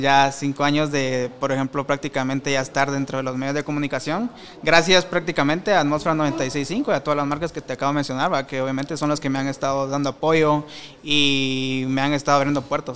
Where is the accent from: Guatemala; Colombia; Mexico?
Guatemala